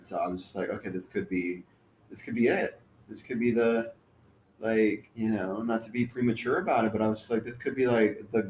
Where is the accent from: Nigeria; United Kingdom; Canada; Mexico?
Mexico; moved away; I was born in Mexico.